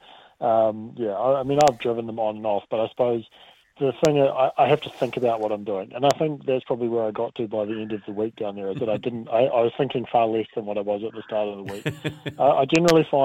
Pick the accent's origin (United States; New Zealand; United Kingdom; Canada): New Zealand; Dunedin, Otago; moved away; I'm from Dunedin originally.